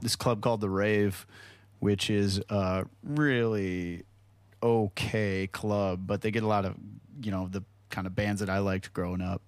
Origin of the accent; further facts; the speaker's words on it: Hartland, Wisconsin, United States; a real small town called Heartland, Wisconsin